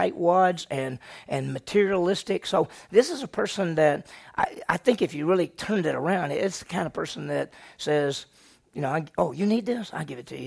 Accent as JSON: {"language": "English", "region": "Mississippi", "country": "United States", "tie": "born or raised there", "said": "I grew up in Mississippi"}